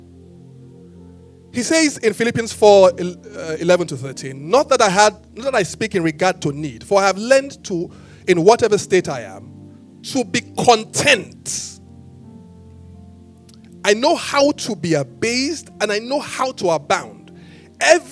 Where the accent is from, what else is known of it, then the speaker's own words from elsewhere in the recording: Benin City, Edo, Nigeria; I was born in Benin